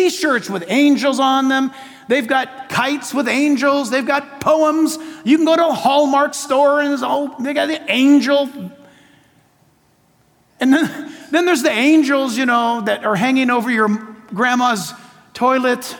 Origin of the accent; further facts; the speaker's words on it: San Diego, California, United States; Shadow Mountain Church in my hometown, San Diego